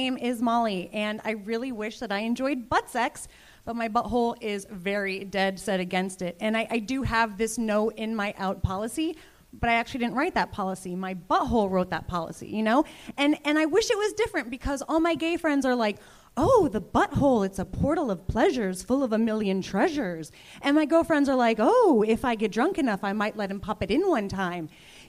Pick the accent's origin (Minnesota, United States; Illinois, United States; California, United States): Illinois, United States; Chicago; now in Los Angeles, United States; I grew up in Chicago with Michael Lehrer.